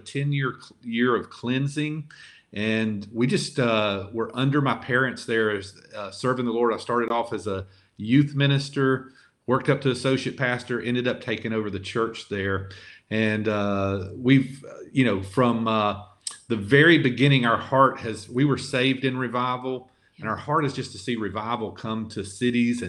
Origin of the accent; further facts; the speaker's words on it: Lower Alabama, United States; moved away as an adult; also born or lived in Montgomery, Alabama; now in San Francisco, United States; we're from Lower Alabama, and so our accent hurts us in some ways and helps us in some ways here